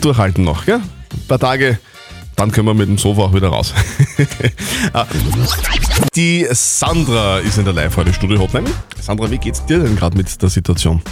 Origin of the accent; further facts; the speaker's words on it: Usedom, Mecklenburg-Vorpommern, Germany; moved away as an adult; also born or lived in Hinberg bei Taufkirchen; now in Hinberg, Germany; Ich komme von der Sonneninsel Usedom und bin vor zehn Jahren hierher gezogen.